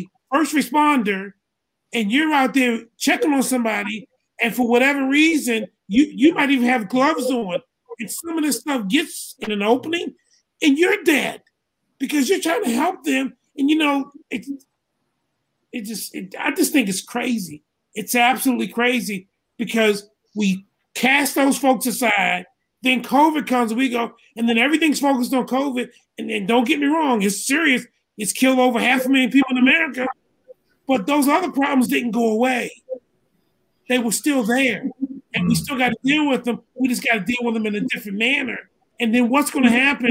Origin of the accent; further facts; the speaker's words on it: Baltimore, Maryland, United States; I was growing up in Baltimore